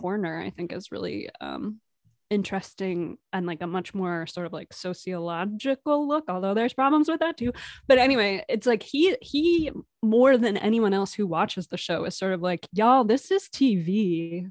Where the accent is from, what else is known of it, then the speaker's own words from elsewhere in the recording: Providence, Rhode Island, United States; moved away; I'm originally from Providence, Rhode Island